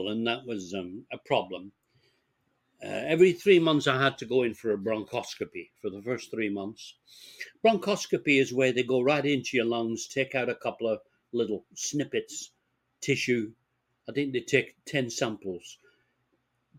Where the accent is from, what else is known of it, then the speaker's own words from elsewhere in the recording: Bolton, North West England, United Kingdom; moved away; growing up in England